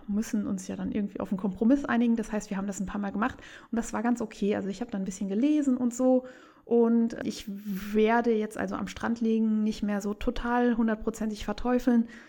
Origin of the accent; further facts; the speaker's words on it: Saarland, Germany; ich liebe meine, meine Heimat